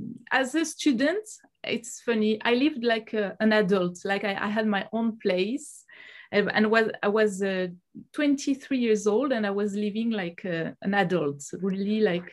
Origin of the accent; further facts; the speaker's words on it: Montpellier, Occitania, France; also born or lived in South Korea / Malaysia / China; I'm from Montpellier. I'm French.